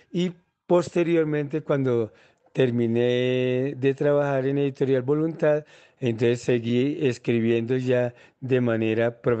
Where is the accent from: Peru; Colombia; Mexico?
Colombia; La Plata, Huila; now in Bogotá, Colombia; departamento de Huila, en La Plata Huila, eh, en el Instituto Técnico Agrícola, Colegio Marillac, y después me vine a la ciudad de Bogotá